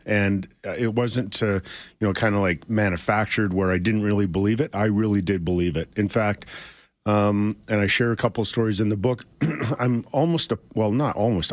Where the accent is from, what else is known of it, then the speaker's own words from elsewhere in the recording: Edmonton, Alberta, Canada; I grew up in Edmonton